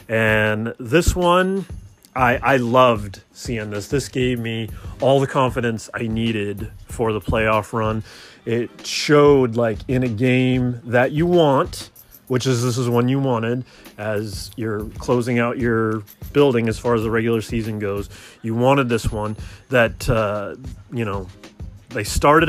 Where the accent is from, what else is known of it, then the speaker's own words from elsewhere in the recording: Oakland, California, United States; also born or lived in Richmond / Albany / Berkeley; although I was born in Oakland, I've lived all over the place in the Bay Area, Richmond, Albany, Berkeley, Oakland. I never lived in San Francisco